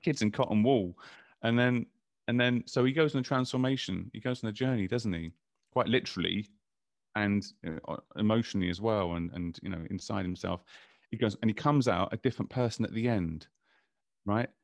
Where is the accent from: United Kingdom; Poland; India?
United Kingdom; London; I grew up in London